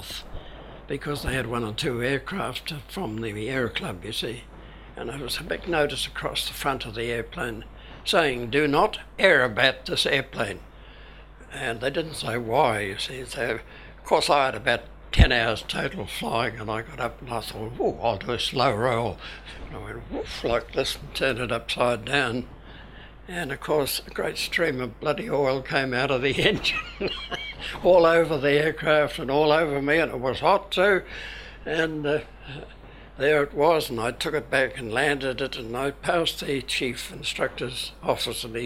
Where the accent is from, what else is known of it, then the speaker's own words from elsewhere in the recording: Dargaville, Northland, New Zealand; also born or lived in London, United Kingdom; I was born in London in 1918, my father was a New Zealand soldier on the Western Front